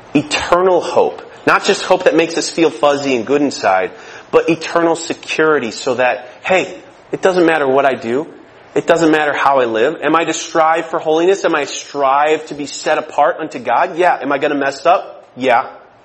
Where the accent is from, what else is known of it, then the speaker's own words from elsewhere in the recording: Michigan, United States; I'm from Michigan